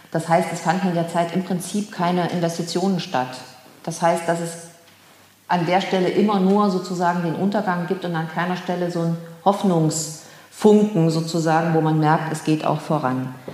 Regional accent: Erfurt, Thuringia, Germany; Ich stamme aus Erfurt, lebte 1990 in Erfurt, erlebte hier die Wende

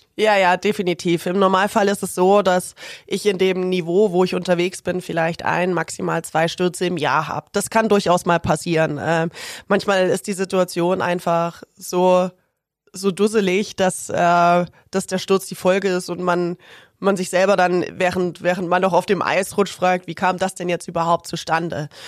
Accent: Ilmenau, Thuringia, Germany; moved away as an adult; also born or lived in Erfurt; now in Augsburg, Germany; In der Stadt, wo ich aufgewachsen bin, Ilmenau

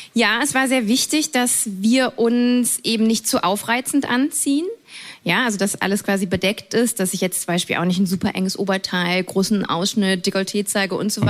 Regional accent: near Cologne, North Rhine-Westphalia, Germany; ich bin ja in der Nähe von Köln groß geworden

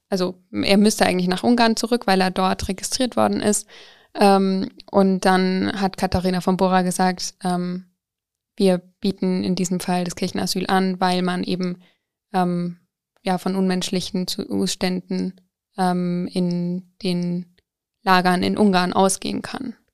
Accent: Coburg, Bavaria, Germany; ich komme eigentlich aus Coburg

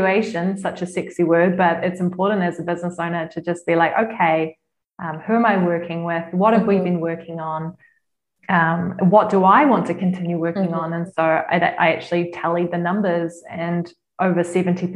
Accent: New Zealand; now in Lucerne, Switzerland; I'm from New Zealand, a lot of my clients are in New Zealand

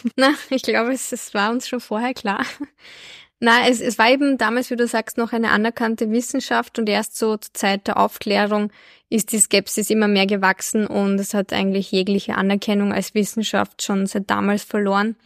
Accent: Albania; ich bin ja in Albanien geboren

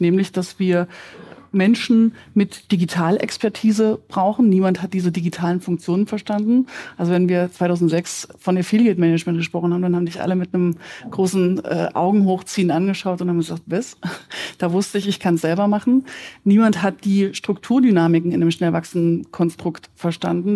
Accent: Germany; Wir sind als Deutsche

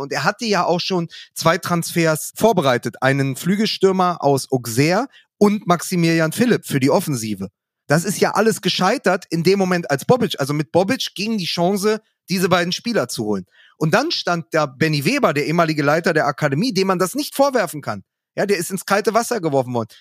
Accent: Berlin, Germany; als Berliner, als Westberliner, als Hertaner

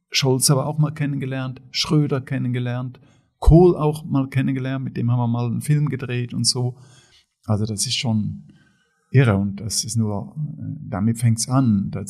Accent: Switzerland; ich komme aus der Schweiz, ja. also aus einem wohlhabenden demokratischen Land in Mitteleuropa, bin in einer wohlhabenden, aber sehr bescheidenen Familie aufgewachsen.

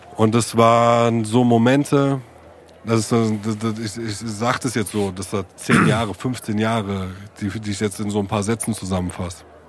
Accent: Germany; als Deutscher wie ich

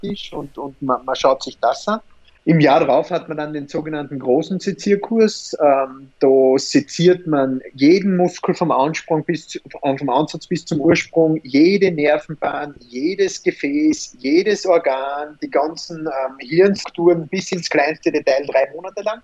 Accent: Austria; bei uns in Österreich

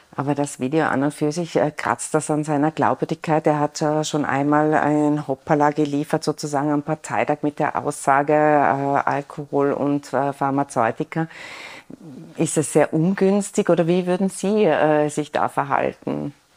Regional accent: Innsbruck, Tyrol, Austria; als Innsbruckerin

